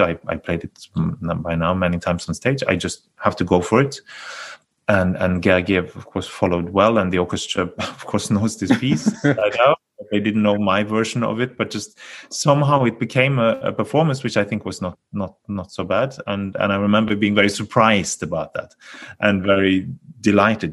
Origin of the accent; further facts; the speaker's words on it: Bergen, Vestland, Norway; my hometown here in Bergen